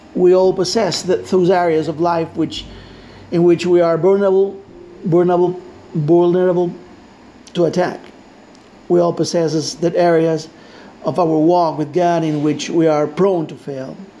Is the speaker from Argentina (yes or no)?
yes; Argentina; English is a second language; I am Latino from Argentina.